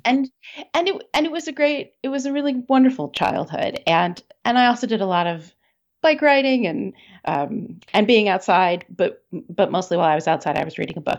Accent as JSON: {"language": "English", "region": "Maryland", "country": "United States", "tie": "born or raised there", "moved": "yes", "lives_now": "Seattle, United States", "said": "I grew up in Maryland"}